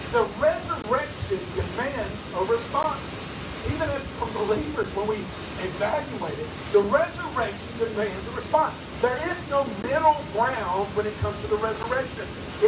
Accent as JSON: {"language": "English", "region": "Tennessee", "country": "United States", "tie": "born there", "said": "I was born in West Tennessee in America, and that kind of makes you a Christian automatically, doesn't it?"}